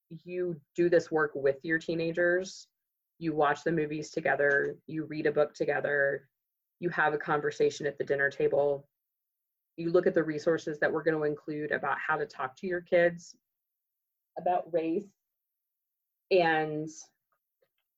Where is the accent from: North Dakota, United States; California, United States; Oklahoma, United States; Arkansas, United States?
Oklahoma, United States; Moore; I grew up in Moore, Oklahoma